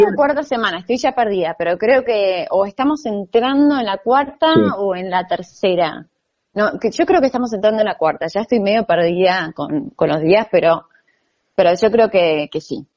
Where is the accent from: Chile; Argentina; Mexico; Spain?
Argentina; Buenos Aires; soy argentina, nací acá, pero soy segunda generación croata